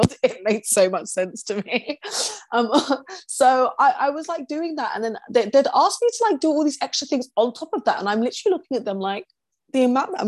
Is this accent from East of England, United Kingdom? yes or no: yes; Essex, East of England, United Kingdom; I grew up in Essex